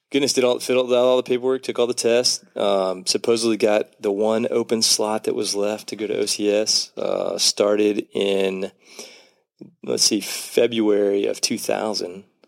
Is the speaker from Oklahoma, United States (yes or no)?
yes; Oklahoma, United States; just up the street in Oklahoma